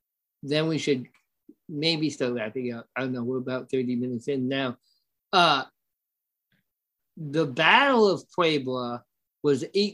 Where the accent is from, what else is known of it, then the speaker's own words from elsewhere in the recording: Ireland; even though, you know, I'm Irish, bro.